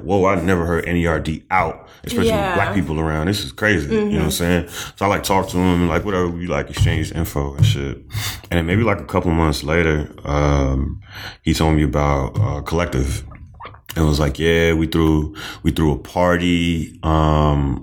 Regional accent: Boston, Massachusetts, United States; born or raised there; also born or lived in Trinidad / Dorchester / Mattapan / Hyde Park

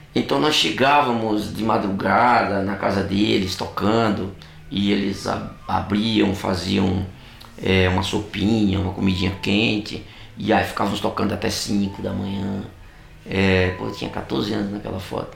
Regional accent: Catolé do Rocha, Paraíba, Brazil; sertanejo como eu, só que eu sou de do Rocha

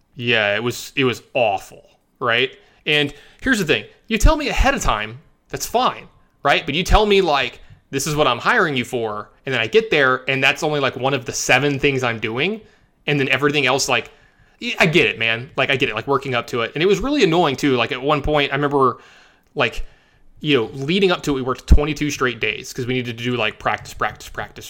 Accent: Louisiana, United States; moved away; also born or lived in Las Vegas, Nevada / Dallas, Texas; I am a Southern boy, for anyone who doesn't know, you know, I was born and raised in Louisiana

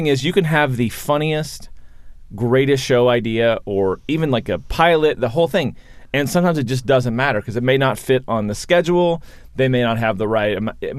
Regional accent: Kentucky, United States; moved away; I'm from Kentucky, and when I moved out here

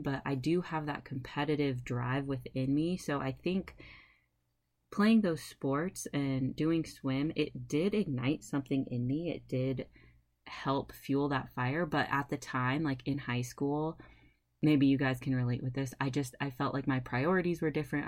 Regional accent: California, United States; moved away as an adult; also born or lived in Fort Collins, Colorado; I was raised in California

